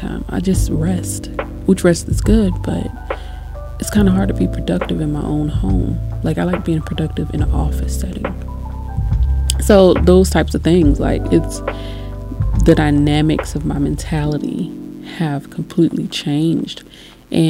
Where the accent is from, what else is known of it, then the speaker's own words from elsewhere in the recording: United States; being an American